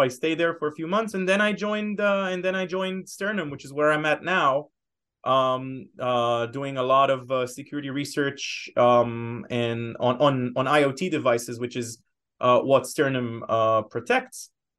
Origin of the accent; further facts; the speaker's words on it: Israel; moved away as an adult; now in Boston, United States; So as you can tell by my name and perhaps a little bit from my accent, I am originally from Israel. I've been living in the States for the past 6.5 years now. With my wife and now my little baby daughter.